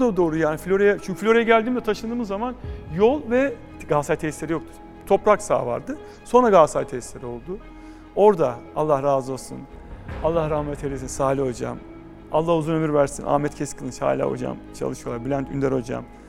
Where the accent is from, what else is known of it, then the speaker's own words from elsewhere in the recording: Istanbul, Turkey; also born or lived in Florya, Istanbul; Ben Edirne Kapı Karagümrük'te büyüdüm.